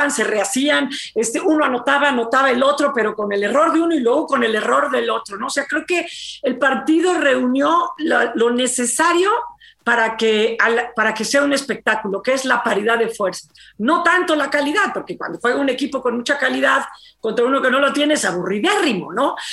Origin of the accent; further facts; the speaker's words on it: Mexico; yo tengo mis dudas de si en México tenemos que seguirle apostando todo el capital emocional deportivo al fútbol